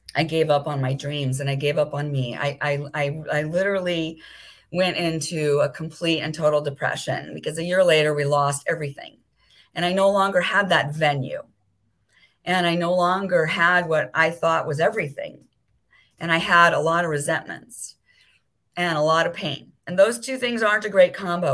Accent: Beverly Hills, California, United States; moved away as an adult; now in Maui, United States; I grew up in Beverly Hills

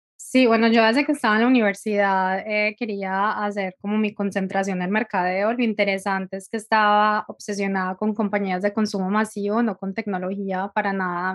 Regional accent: Medellín, Antioquia, Colombia; moved away as an adult; also born or lived in California; now in Dublin, Ireland; soy colombiana de Medellín, pero llevo viviendo afuera bastante tiempo

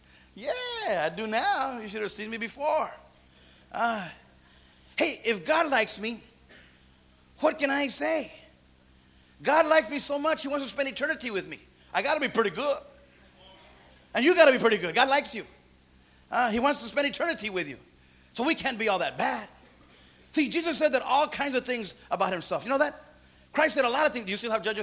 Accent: Santa Paula, California, United States; Little bitty city. Santa Paula. Where's that? I mean, I could have been like, oh, man, wow. How was I even born in this place?

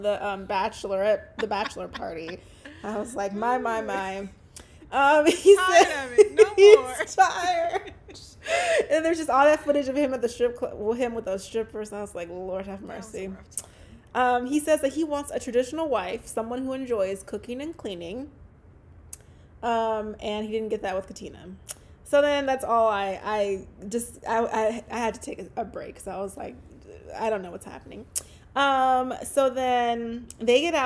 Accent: Louisiana, United States; moved away; when I went back home to Louisiana.

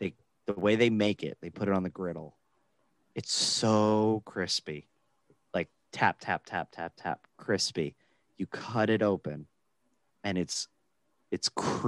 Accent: New Jersey, United States; Doing full Jersey.

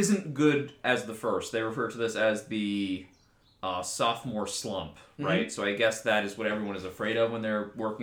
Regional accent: Lindenhurst, New York, United States; my hometown

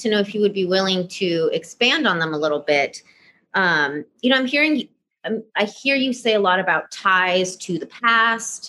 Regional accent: Atlanta, Georgia, United States; moved away as an adult; also born or lived in Mexico; now in New York, United States; I was born in Mexico and moved to the U.S. when I was around 3 years old. Grew up in Atlanta, Georgia

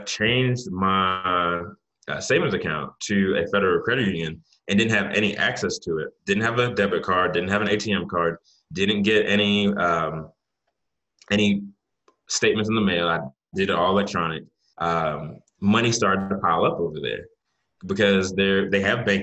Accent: Jamaica; I'm Jamaican

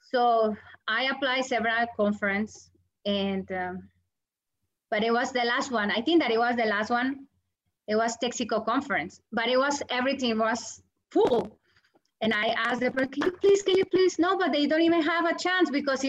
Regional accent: Colombia; English is a second language; moved away as an adult; also born or lived in New York; now in United States; I am from Colombia

